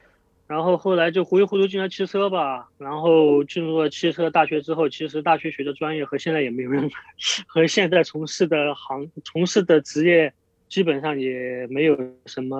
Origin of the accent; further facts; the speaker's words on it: Sichuan, China; also born or lived in Chongqing; 我是四川人，结果我考到了重庆，